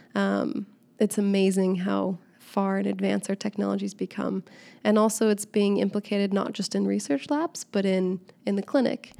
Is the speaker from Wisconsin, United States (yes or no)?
no; Seattle, Washington, United States; moved away as an adult; now in Southern California, United States; I'm originally from Seattle, so I'm a Seattle transplant now living in Southern California.